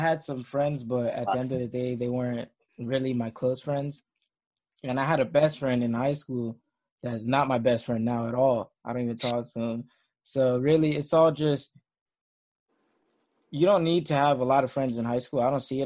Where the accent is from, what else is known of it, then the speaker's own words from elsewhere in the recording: South Florida, United States; I'm from Florida, South Florida